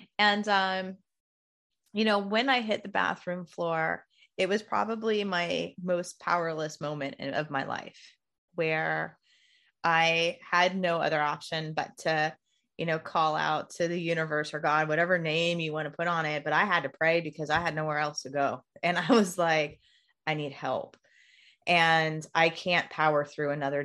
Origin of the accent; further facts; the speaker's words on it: Indiana, United States; I'm from Indiana